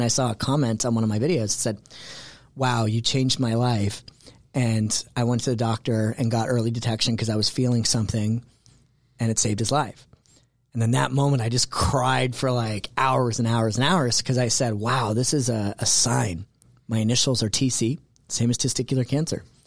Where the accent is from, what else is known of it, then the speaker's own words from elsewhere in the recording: Canada; moved away as an adult; also born or lived in New York City; now in Atlanta, United States; I'm originally Canadian and, um, and moved to the States because that's where the opportunity was